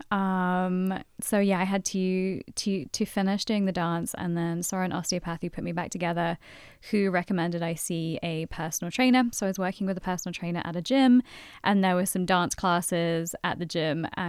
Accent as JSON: {"language": "English", "region": "London", "country": "United Kingdom", "moved": "as an adult", "lives_now": "Boston, United States"}